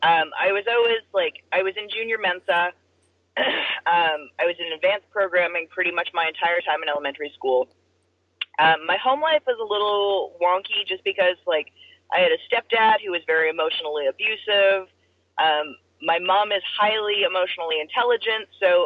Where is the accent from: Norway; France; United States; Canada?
United States; Pacific Northwest; I'm from the Pacific Northwest. There's rock climbing there.